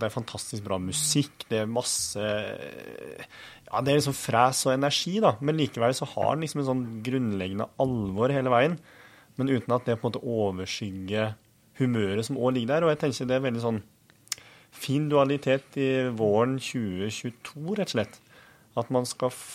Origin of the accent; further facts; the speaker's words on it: Innlandet, Norway; jeg som kommer fra en bitte liten plass i Østerdalen